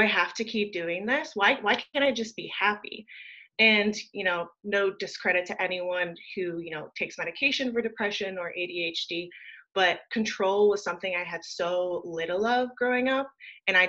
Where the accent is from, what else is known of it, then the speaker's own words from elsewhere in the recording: Wheaton, Illinois, United States; now in Virginia Beach, United States; I grew up in Wheaton, Illinois, and I moved to the East Coast in about 2010, and I'm currently residing in Virginia Beach